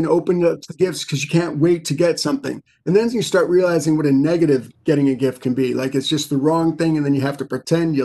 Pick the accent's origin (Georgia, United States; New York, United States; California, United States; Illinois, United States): New York, United States; New York City; I grew up in New York City